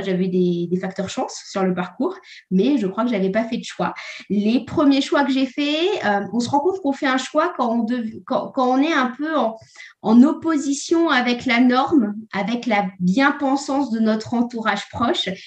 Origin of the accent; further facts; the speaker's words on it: Normandy, France; je viens de la Normandie.